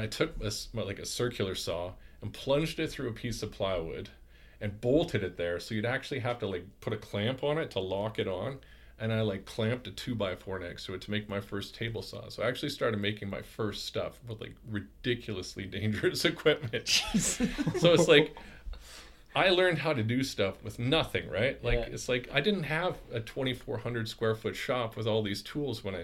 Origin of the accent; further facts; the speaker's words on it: Qualicum Beach, British Columbia, Canada; moved away as an adult; also born or lived in Port Alberni; now in Vernon, Canada; I'm from Vancouver Island. I graduated high school in Qualicum Beach.